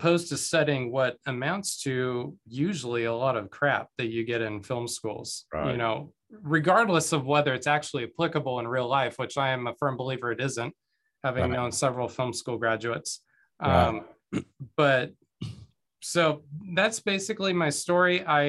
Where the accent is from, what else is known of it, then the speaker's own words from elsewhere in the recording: Guatemala; born there; I was born in Guatemala. Both of my parents were missionaries to Central America.